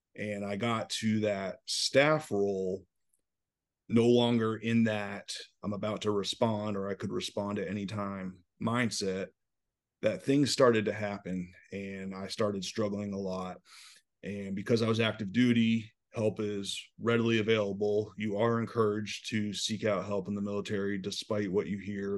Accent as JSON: {"language": "English", "town": "Newport", "region": "Rhode Island", "country": "United States", "tie": "born or raised there", "also_born_or_lived": "upstate New York", "moved": "as an adult", "said": "I grew up right outside Newport, Rhode Island"}